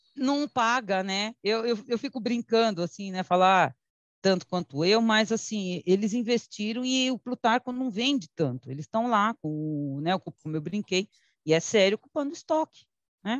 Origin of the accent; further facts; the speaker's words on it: São Paulo, Brazil; also born or lived in Teresina, Piauí; lá no Carrão, onde eu fui criada. Né? Mas eu mesma também nasci em Teresina, é que eu vim muito pequenininha